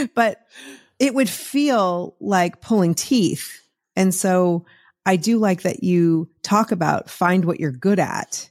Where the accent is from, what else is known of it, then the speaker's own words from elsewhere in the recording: Massachusetts, United States; moved away; when I was growing up in Massachusetts